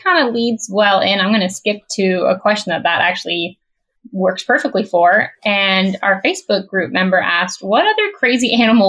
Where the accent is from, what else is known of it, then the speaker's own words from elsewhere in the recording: West Coast, United States; because I am from the West Coast